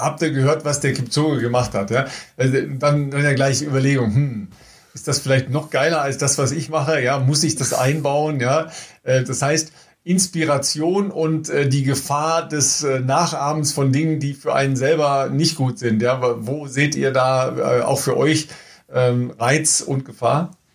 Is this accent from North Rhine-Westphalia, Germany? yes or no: yes; Dorsten, North Rhine-Westphalia, Germany; aus Dorsten, ne? also aus meiner Heimat